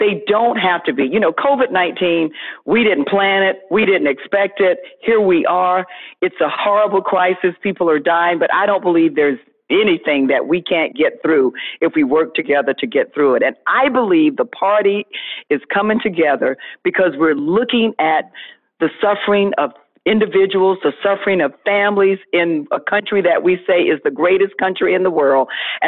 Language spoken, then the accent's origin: English; Florida, United States; we're trying to get the country back open, and certainly my home state of Florida.